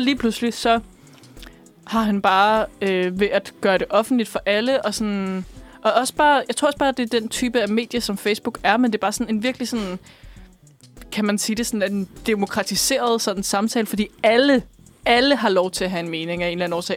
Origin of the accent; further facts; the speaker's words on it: Bornholm, Capital Region of Denmark, Denmark; jeg er fra Bornholm